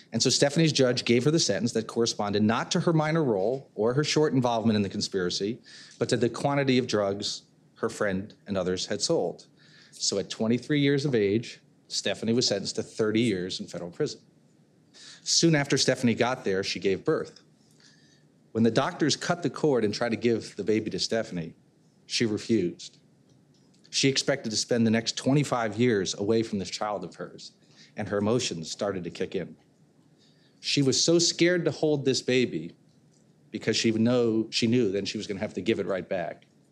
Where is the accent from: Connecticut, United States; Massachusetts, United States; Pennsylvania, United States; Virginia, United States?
Connecticut, United States; I'm from Connecticut